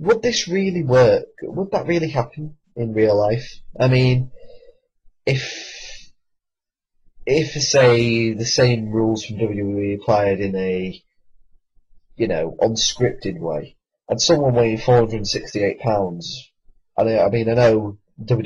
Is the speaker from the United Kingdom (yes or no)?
yes; United Kingdom; I am British